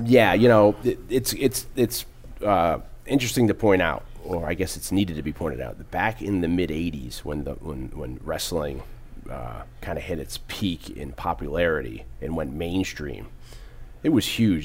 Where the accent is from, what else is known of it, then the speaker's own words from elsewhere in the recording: New Haven, Connecticut, United States; moved away; I'm from the New Haven area